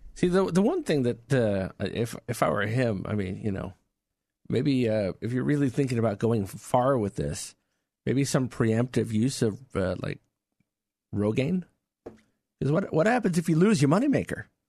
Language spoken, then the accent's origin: English; New York, United States; growing up in New York